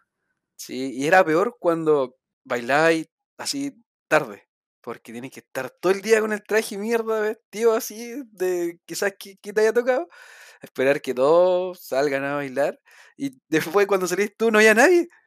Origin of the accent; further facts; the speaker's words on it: Chile; also born or lived in Ñuñoa; yo vengo de Cerro Sendo